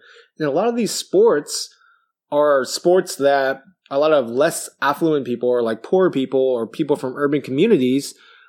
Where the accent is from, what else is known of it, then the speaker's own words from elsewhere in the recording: Vallejo, California, United States; I grew up in Vallejo.